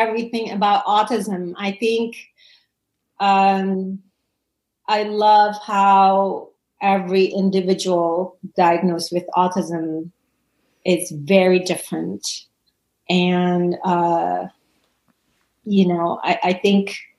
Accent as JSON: {"language": "English", "country": "Indonesia", "tie": "born or raised there", "also_born_or_lived": "Los Angeles, United States", "moved": "as an adult", "lives_now": "San Francisco Bay Area, United States", "said": "I was born and raised in Indonesia"}